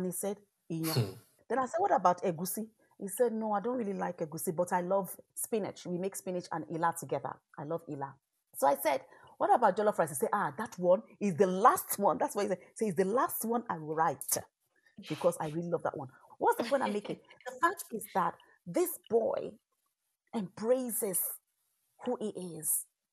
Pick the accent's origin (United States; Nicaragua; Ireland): Ireland; born there; I am Irish by birth. I am of Nigerian stock, Nigerian heritage, African descent.